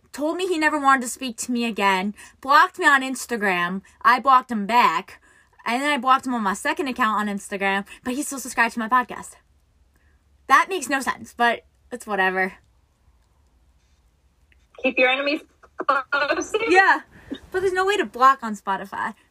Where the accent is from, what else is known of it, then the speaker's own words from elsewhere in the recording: New York, United States; so I'm from New York. Many people. I'm from New York, and the New York traffic to get out of like New York is worst, worst probably.